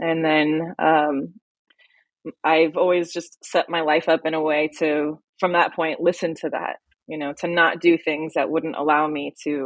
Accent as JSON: {"language": "English", "town": "Las Vegas", "region": "Nevada", "country": "United States", "tie": "born or raised there", "said": "I grew up in Las Vegas, Nevada"}